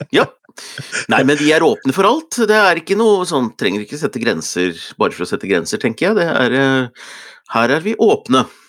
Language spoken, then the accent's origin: Norwegian; Hunndalen, Innlandet, Norway; hvor jeg opptrådte som tolvåring i Blomhaug skoles Melodi Grand Prix hjemme i Hunndalen